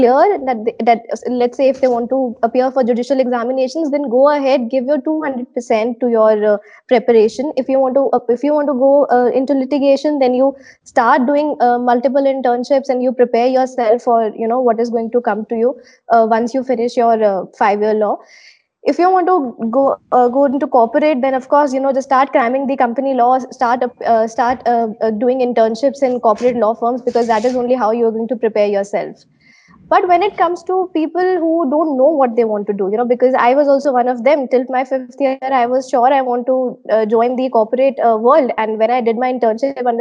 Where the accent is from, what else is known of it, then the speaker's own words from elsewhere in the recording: Panipat, Haryana, India; Panipat, my hometown